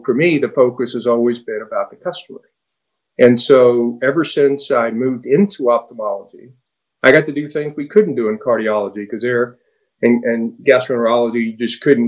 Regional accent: Miami, Florida, United States; also born or lived in Cuba; So I was about 8 years old, and they took us out of there and moved us to Miami. And so I actually grew up in what is now South Beach

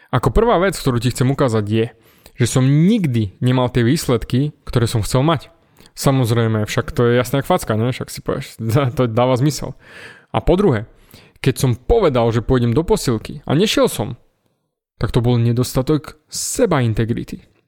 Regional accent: Snina, Prešov Region, Slovakia; Vyrastal som v Snine, v malom mestečku

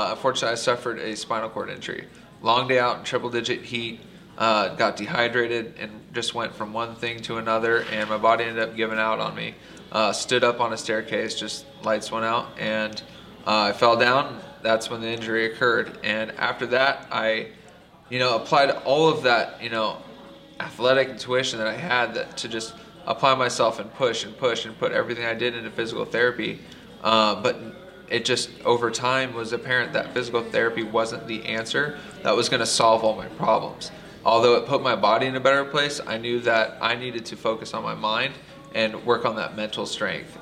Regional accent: Anaheim, California, United States; I'm a product of Orange County. Grew up, born and raised in Anaheim Hills

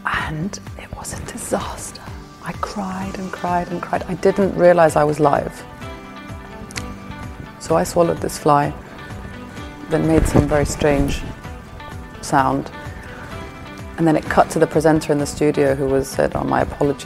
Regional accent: Limassol, Limassol District, Cyprus; moved away as an adult; also born or lived in London; I grew up in Cyprus, I went to school here

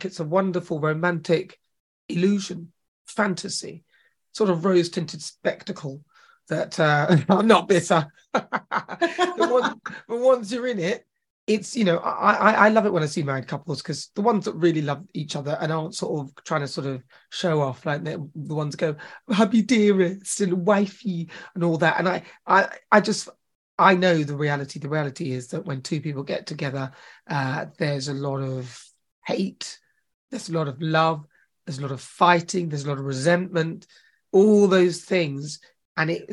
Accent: Chelmsford, East of England, United Kingdom; also born or lived in Newcastle / New Jersey; when we moved to Essex, and I grew up in Chelmsford. I went to school in Chelmsford.

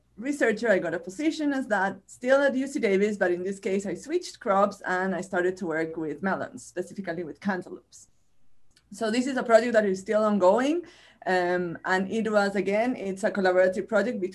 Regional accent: Chile; accent: Chilean Spanish; first language Spanish; English is a second language; moved away as an adult; now in United States; I am originally from Chile, from this country at the end of the world, where I got my bachelor's and my master's degrees

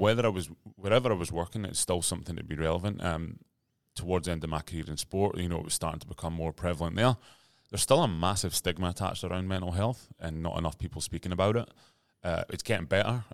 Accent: Aberdeen, Scotland, United Kingdom; moved away as an adult; now in Sydney, Australia; I grew up in Aberdeen, Scotland

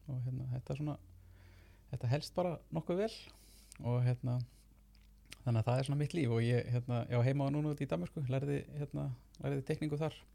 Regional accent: Reykjavík, Capital Region, Iceland; ég úlst upp hérna í Reykjavík bara borgabann og uh, hef alltaf verið að teikna frá því ég var krakki

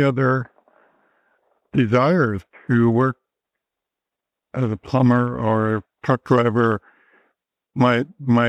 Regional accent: Masset, British Columbia, Canada; moved away; also born or lived in Hydaburg, Alaska; I'm from Heidelberg, but I was brought up on Haida Gwaii in Masset

